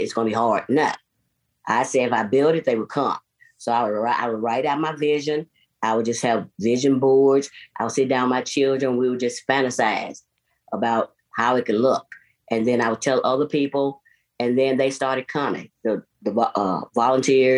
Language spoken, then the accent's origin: English; Nashville, Tennessee, United States; J.C. Napier Homes, right off of Lafayette.